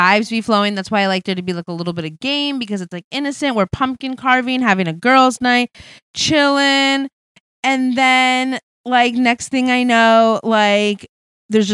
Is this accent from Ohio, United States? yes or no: no; West Hartford, Connecticut, United States; moved away as an adult; now in California, United States; I'm originally from West Hartford, Connecticut